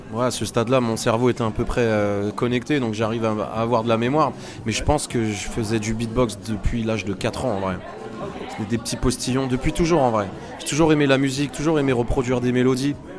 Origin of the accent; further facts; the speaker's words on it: Autun, Bourgogne-Franche-Comté, France; now in Paris, France; je suis né à Autun, dans le 7-1, en Bourgogne, le pays du vin blanc